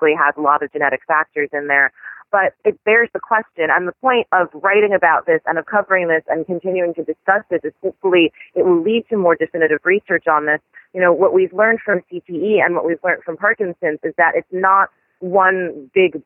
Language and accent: English; New York City, New York, United States; I grew up in Washington Heights, and I lived there at the time